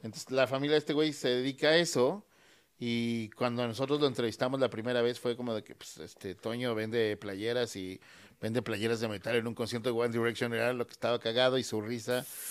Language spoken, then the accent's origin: Spanish; Mexico; todos somos mexicanos